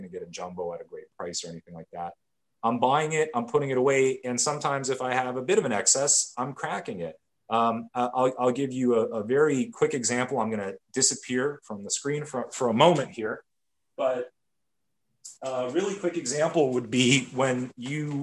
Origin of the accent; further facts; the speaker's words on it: Canada; I'm Canadian